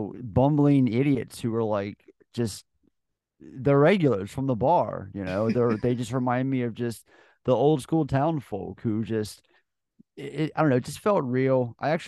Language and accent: English; Ireland; We're Irish, of course.